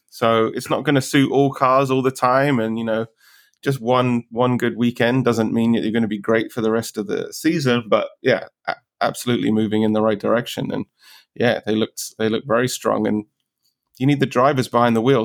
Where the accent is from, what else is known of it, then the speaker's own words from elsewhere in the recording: United Kingdom; I'm obviously British